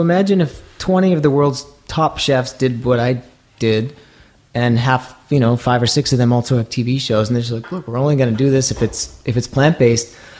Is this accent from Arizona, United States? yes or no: no; Maine, United States; moved away; I grew up in Maine